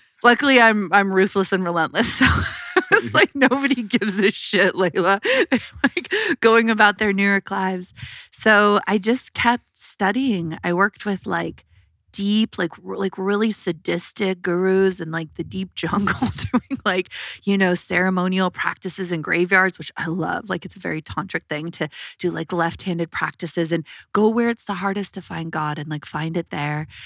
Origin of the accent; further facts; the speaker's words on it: Colorado, United States; I was born in Colorado